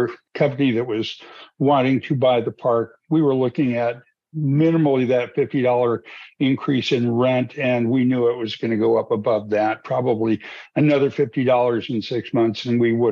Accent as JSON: {"language": "English", "region": "New Mexico", "country": "United States", "tie": "born or raised there", "also_born_or_lived": "Santa Fe, New Mexico / Archuleta County, Colorado", "moved": "as an adult", "lives_now": "Colorado, United States", "said": "I grew up in New Mexico"}